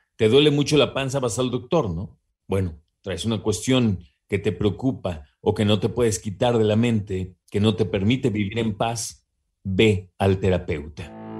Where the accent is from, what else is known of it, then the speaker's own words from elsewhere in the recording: Mexico; como mexicanos, mexicanas que somos